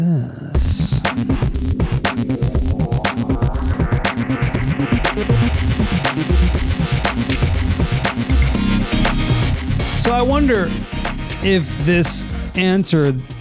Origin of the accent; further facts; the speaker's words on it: United States; I'm an American